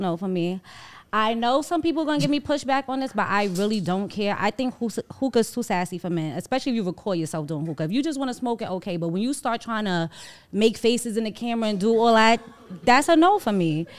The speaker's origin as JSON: {"language": "English", "town": "New York City", "region": "New York", "country": "United States", "tie": "born or raised there", "said": "I was from Harlem"}